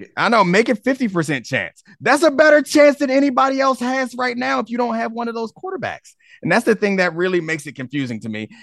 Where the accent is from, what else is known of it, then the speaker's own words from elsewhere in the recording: Baltimore, Maryland, United States; now in Washington, D.C., United States; I'm from Baltimore, and I, I live in D C now